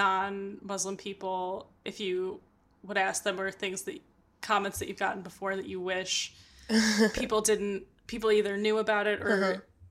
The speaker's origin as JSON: {"language": "English", "region": "Michigan", "country": "United States", "tie": "born or raised there", "moved": "yes", "lives_now": "New York, United States", "said": "I'm from Michigan, uh-huh. so I grew up in the Midwest"}